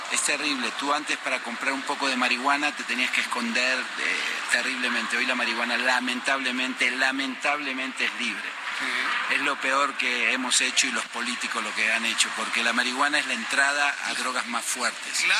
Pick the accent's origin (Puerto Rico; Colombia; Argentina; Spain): Argentina; now in Mexico; me crié yo en un barrio muy pobre, lamentablemente eh, en el barrio que me crié es como Tepito, en Argentina